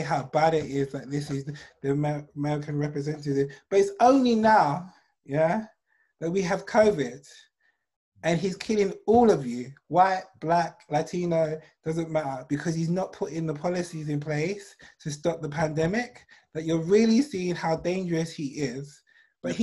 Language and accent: English; England, United Kingdom; I'm English